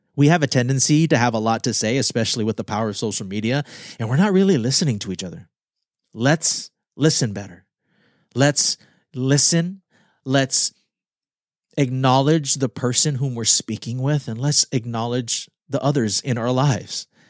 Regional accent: Guam; moved away; I am Filipino American, born on Guam.

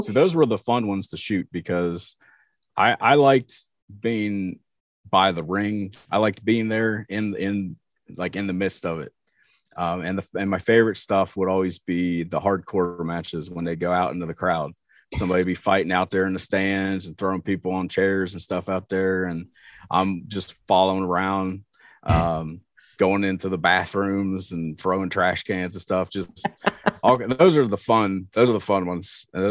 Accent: Portsmouth, Ohio, United States; also born or lived in Cincinnati, Ohio; I was born in Cincinnati, but I moved uh, to Portsmouth when I when I was five. So might as well say I've been here my whole life.

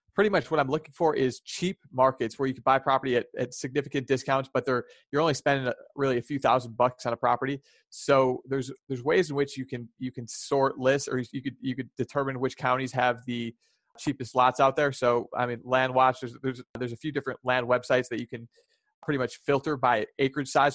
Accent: Chicago, Illinois, United States; I'm from Chicago

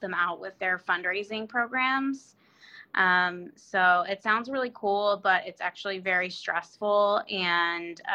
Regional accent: Annapolis, Maryland, United States; now in Falls Church, United States; I was born in 1984, so I'm 35, and I was born in Annapolis, Maryland

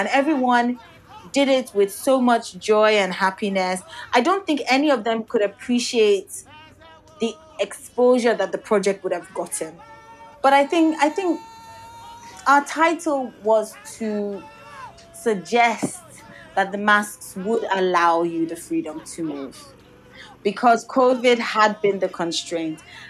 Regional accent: Nigeria; first language Yoruba; English is a second language; also born or lived in United Kingdom; I'm from Nigeria. We're both West African.

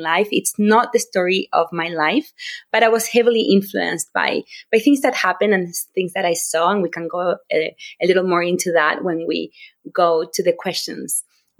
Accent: Rosario, Santa Fe, Argentina; moved away as an adult; also born or lived in Utah, United States; now in United States; I am an author. I was born and raised in Rosario, Argentina, but I've lived in the U.S. most of my life.

